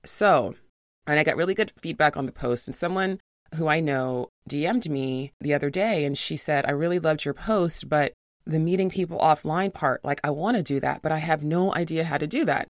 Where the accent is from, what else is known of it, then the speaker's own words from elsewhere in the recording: New York City, New York, United States; I'm from New York City